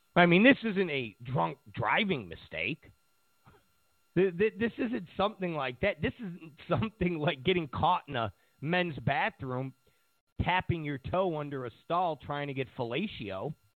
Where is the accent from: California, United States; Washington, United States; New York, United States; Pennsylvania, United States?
New York, United States; I grew up in New York